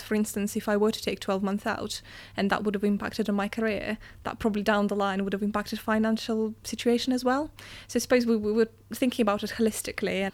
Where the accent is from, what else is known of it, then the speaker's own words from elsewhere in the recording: Russia; moved away; I come from Russia